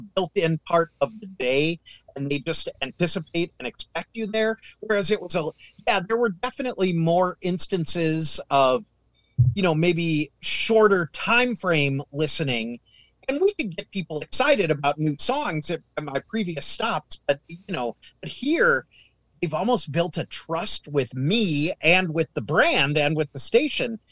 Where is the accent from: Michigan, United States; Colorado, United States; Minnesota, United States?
Minnesota, United States; growing up in Minnesota